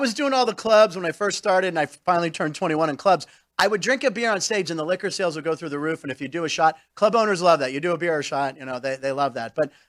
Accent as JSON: {"language": "English", "town": "Pittsburgh", "region": "Pennsylvania", "country": "United States", "moved": "yes", "lives_now": "Las Vegas, United States", "said": "We're from Pittsburgh."}